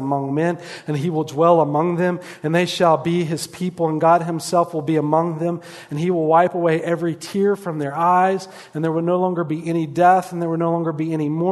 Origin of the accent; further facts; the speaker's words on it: East Coast, United States; now in Lehi, United States; I grew up on the East Coast where it rains like that every hour